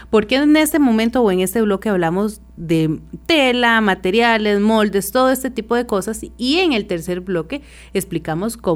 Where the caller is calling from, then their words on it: Poás, Alajuela, Costa Rica; de Carillos de Poaz